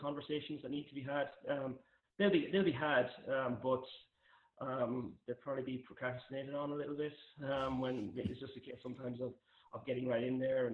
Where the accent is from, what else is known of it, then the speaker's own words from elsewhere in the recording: Ireland; moved away as an adult; also born or lived in North America; Growing up in Ireland